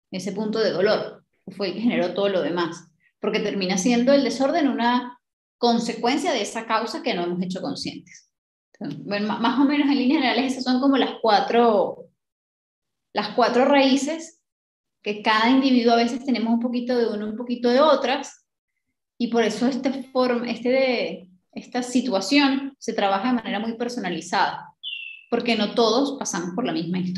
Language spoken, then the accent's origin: Spanish; Colombia; now in New Zealand; yo me fui de Colombia para Nueva Zelanda. En Nueva Zelanda tengo cero ayuda y no tengo ni idea de cómo hacer nada.